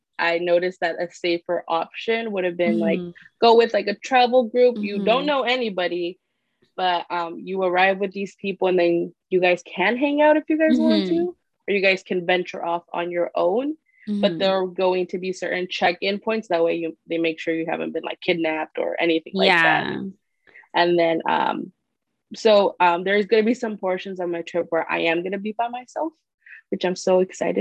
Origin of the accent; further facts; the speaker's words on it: Corona, California, United States; also born or lived in Santa Ana, California / Anaheim, California; we moved to Corona from, I want to say, when I was like 8, 9 years old, and I stayed in Corona till now.